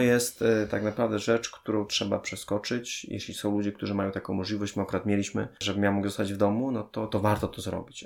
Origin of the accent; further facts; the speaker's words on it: Częstochowa, Silesian Voivodeship, Poland; moved away; Ja pochodzę z Częstochowy